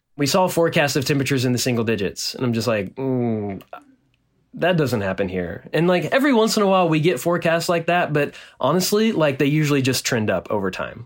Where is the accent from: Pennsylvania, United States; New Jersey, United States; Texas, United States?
Texas, United States; Nacogdoches; born or raised there